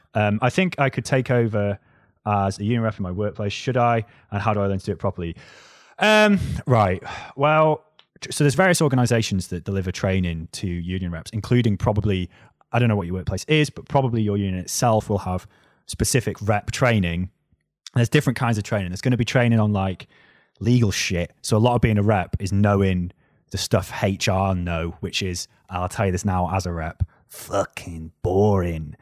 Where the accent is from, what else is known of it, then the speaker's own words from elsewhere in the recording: North Wales, United Kingdom; accent: North Wales; moved away as an adult; now in England; listen to my accent, right? North Wales